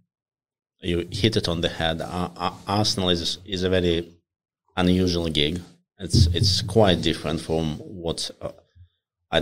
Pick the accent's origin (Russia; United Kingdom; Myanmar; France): Russia; moved away; also born or lived in Moscow; I grew up in Russia, in a relatively small city, and I went to study in Moscow for my uni